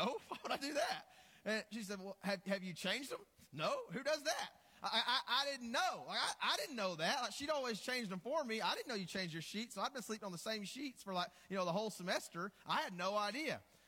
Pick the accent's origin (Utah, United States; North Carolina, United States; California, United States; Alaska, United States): Utah, United States; Morgan; a church planter from Morgan, Utah.